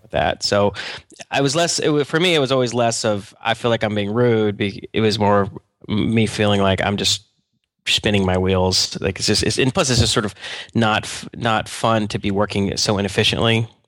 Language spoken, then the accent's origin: English; Atlanta, Georgia, United States; moved away; I'm from Georgia, actually. I'm from Atlanta